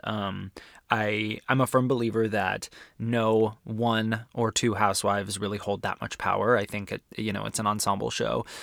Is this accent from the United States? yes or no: yes; Arizona, United States; I'm from Arizona